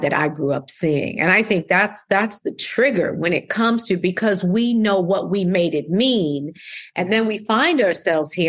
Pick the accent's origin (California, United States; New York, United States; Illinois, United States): New York, United States; Schenectady; Upstate New York. So I'm from Schenectady, New York.